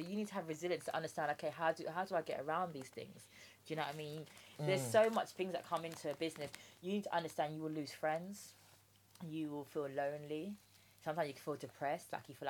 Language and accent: English; Jamaica; Rice and peas, I'm Jamaican.